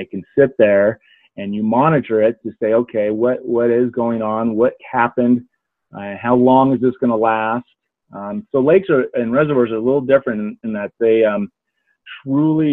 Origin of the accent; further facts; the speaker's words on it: Pacific Northwest, United States; moved away as an adult; also born or lived in Indiana; now in Denver, United States; I grew up in the Northwest, so there's a lot of great lakes up there.